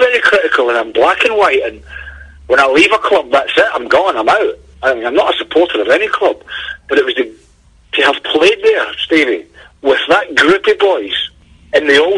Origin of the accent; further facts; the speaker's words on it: Cumnock, Scotland, United Kingdom; moved away; also born or lived in Glasgow / East Midlands; I'm not a Glaswegian, I'm from down in mining village in Cumnock